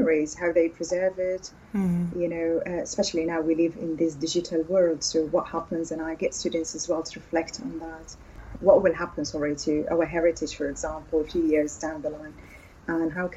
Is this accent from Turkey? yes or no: no; Syria; first language Arabic; English is a second language; now in Durham, United Kingdom; I'm originally from Syria, sweet Syria